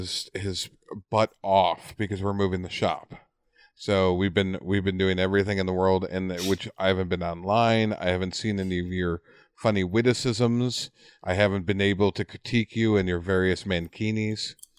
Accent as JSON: {"language": "English", "town": "Lombard", "region": "Illinois", "country": "United States", "tie": "born or raised there", "moved": "yes", "said": "I grew up around Lombard with my grandparents living there."}